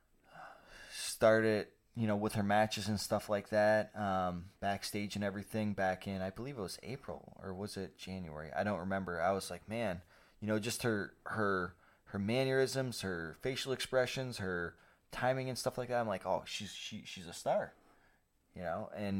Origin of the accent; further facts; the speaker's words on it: Canada; I'm Canadian